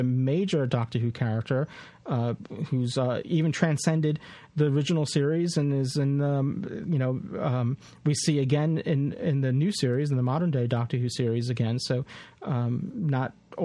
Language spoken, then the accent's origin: English; New York, United States; So it's good to have it in our hometown. Well, my hometown, at least. In my backyard, at least